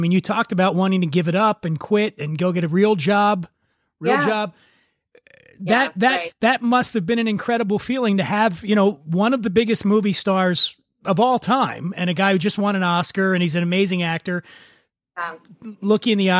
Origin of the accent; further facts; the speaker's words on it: Philadelphia, Pennsylvania, United States; I grew up in Philly.